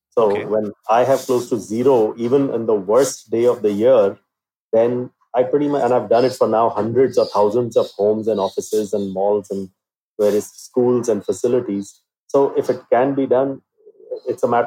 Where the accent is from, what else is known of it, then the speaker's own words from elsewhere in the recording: India; You know, I have to go out as an Indian.